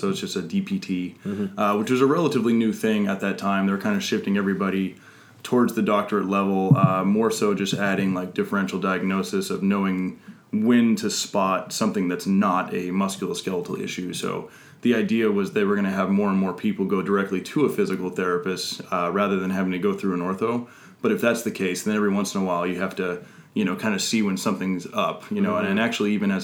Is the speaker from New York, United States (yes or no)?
no; Truckee, California, United States; moved away; I hail from Lake Tahoe, Truckee, California